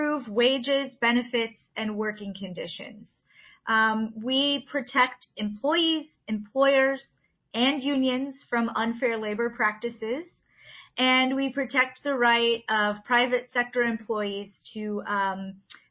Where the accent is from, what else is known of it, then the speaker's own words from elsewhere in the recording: Illinois, United States; moved away as an adult; now in Michigan, United States; I grew up actually in Illinois, and I moved to Michigan for work in 2003